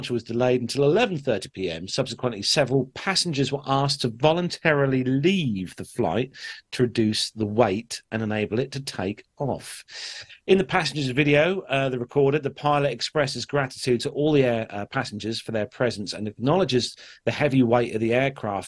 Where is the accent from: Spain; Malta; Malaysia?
Malta; I'm from Malta